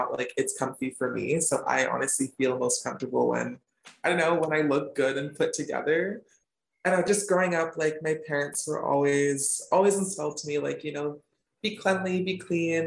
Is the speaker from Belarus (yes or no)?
no; Smithers, British Columbia, Canada; moved away as an adult; also born or lived in Chicago / Victoria; now in Vancouver, Canada; originally I'm from a small town in Northern BC called Smithers, which is like way, way, way up there, kind of in between Prince George and Prince Rupert